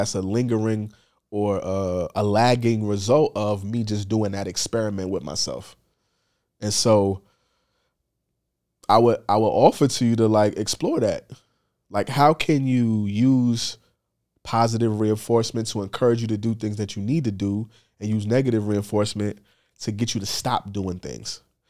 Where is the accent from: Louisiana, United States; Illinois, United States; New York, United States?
New York, United States; Bronx; Just growing up in the Bronx, but just being a sneakerhead was a vibe